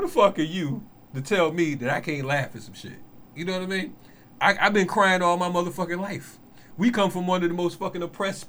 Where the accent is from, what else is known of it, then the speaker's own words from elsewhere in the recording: Bridgeport, Connecticut, United States; I'm from Bridgeport.